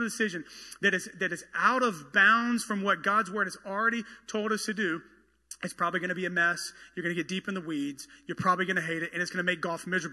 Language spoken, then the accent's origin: English; the South, United States; I am from the South